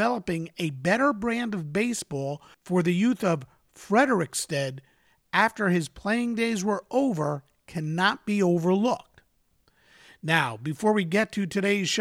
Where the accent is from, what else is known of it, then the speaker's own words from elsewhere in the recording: Westchester County, New York, United States; I grew up in Westchester County, New York, as a New York Mets fan